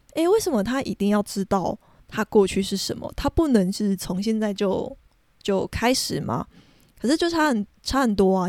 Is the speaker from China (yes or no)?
no; Taiwan; 一开始的时候我是没有族名的，但是就是后来就是慢慢地我自己去探寻的过程之中，我最后有了族名这件事情